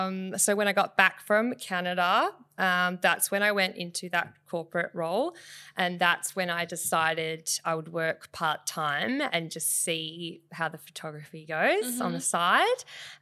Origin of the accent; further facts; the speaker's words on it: Bunbury, Western Australia, Australia; Actually, it even goes back to when I'm from Bunbury. I grew up in mm-hmm. the Southwest Bunbury, and I would enter like photo competitions mm-hmm. down there